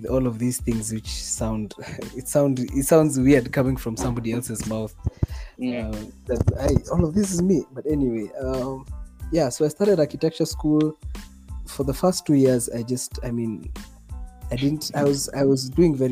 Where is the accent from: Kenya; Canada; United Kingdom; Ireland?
Kenya; Nairobi; I was born in, you could say, middle class Nairobi